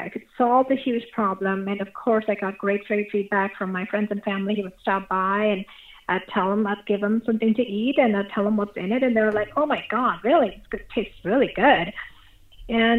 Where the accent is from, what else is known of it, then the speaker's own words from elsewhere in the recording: India; moved away; I grew up in India